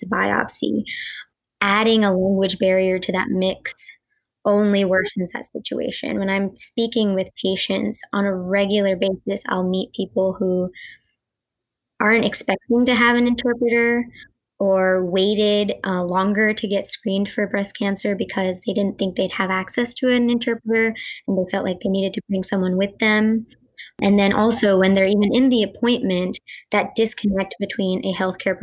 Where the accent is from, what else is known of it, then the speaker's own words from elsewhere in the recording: North Carolina, United States; first language Gujarati; I grew up in North Carolina